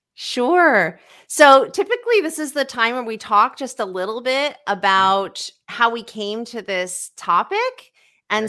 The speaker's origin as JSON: {"language": "English", "town": "Sacramento", "region": "California", "country": "United States", "tie": "born or raised there", "said": "I was brought up in Sacramento"}